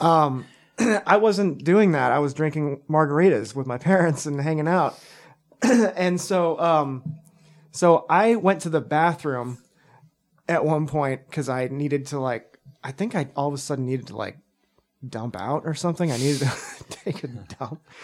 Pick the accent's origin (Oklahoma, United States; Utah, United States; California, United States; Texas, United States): Texas, United States; moved away; also born or lived in Zurich, Switzerland; I'm from Texas, and so, like, margaritas are a thing there.